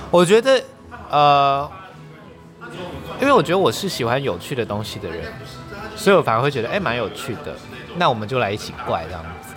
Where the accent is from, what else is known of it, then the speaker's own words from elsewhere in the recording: Taitung, Taitung County, Taiwan; 我是台东人